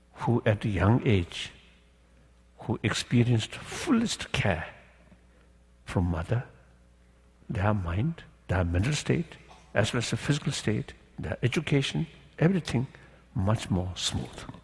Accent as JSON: {"language": "English", "region": "Tibet", "country": "China", "moved": "as an adult", "said": "age 24, I lost my own country"}